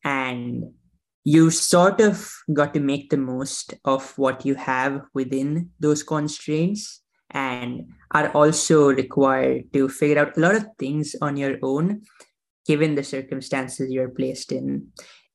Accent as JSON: {"language": "English", "town": "Mumbai", "region": "Maharashtra", "country": "India", "tie": "born or raised there", "moved": "yes", "lives_now": "United States", "said": "I was born in Mumbai, India, and I have an elder sister. I have my parents, all of whom are still back at home there"}